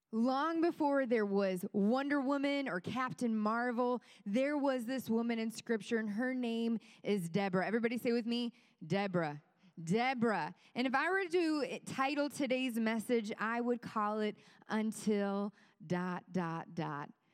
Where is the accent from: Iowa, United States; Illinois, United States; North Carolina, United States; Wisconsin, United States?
Wisconsin, United States; Kenosha; now in Greenwood, Indiana, United States; my family came in town from the beautiful state of Wisconsin